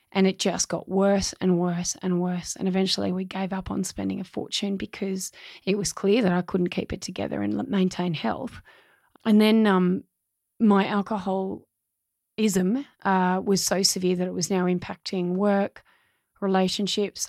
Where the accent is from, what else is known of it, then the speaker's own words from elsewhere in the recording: Australia; my hometown